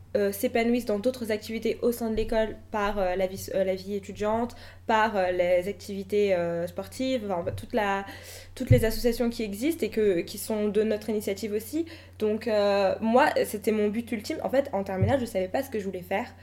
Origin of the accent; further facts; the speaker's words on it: Le Blanc-Mesnil, Île-de-France, France; j'ai grandi au Blanc-Ménil